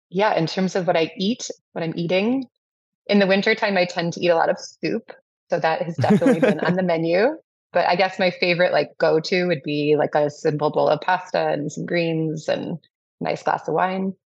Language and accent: English; Madison, Wisconsin, United States; I grew up here in Madison